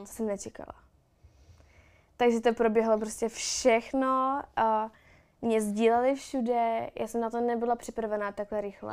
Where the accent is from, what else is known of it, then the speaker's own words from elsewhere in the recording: Louny, Ústí nad Labem Region, Czechia; já jsem z Loun, takže jsem měla v Lounech přítele